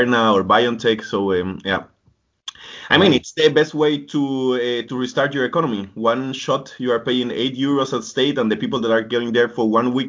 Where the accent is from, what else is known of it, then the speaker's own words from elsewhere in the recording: Colombia; moved away; I'm from Colombia.